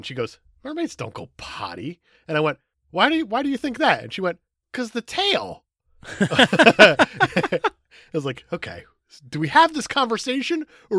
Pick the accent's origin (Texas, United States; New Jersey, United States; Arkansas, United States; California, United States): New Jersey, United States; I'm from North Jersey.